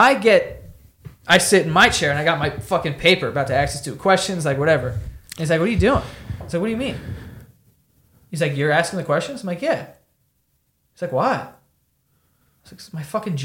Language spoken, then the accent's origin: English; New York City, New York, United States; I grew up in Queens, it's the most diverse place in the world